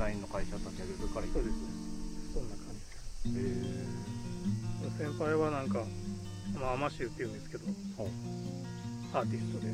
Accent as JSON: {"language": "Japanese", "town": "Ito", "region": "Shizuoka", "country": "Japan", "tie": "born or raised there", "said": "で伊東市出身だから、"}